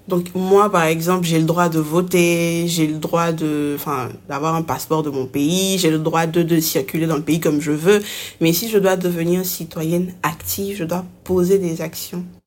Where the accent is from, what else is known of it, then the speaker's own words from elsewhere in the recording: Côte d’Ivoire; Je suis ivoirienne, mais je ne suis pas citoyenne.